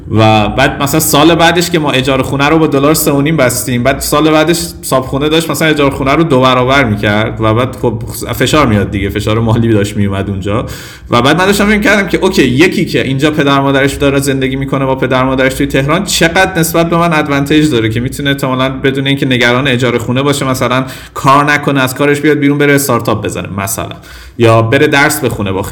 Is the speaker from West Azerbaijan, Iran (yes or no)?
no; Tehran, Tehran Province, Iran; born there; ولی به هر حال من اینو نفی نمی کنم که تو تهران به دنیا آمدم